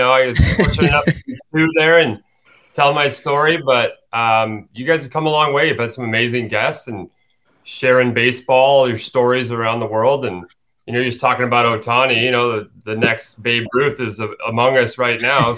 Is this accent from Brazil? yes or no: no; British Columbia, Canada; moved away as an adult; I'm from British Columbia